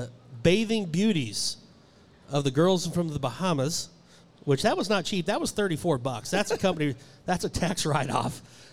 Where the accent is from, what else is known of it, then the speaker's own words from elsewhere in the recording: Ponca City, Oklahoma, United States; also born or lived in Abbeville, Kansas; it's in my hometown, one of my hometowns, my two hometowns in life, Abbeville, Kansas, and Ponca City, Oklahoma.